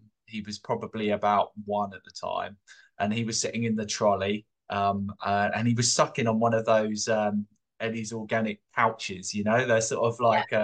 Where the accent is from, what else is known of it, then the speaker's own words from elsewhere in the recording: London, United Kingdom; moved away as an adult; I grew up in London. I'm from London, and I grew up with my family in Camberwell, southeast London.